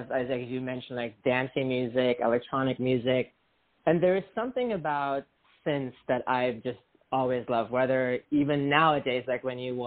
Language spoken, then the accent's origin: English; Germany; also born or lived in Los Angeles; now in West Hollywood, United States; growing up in Europe, house, techno, all of that, it just is big in around you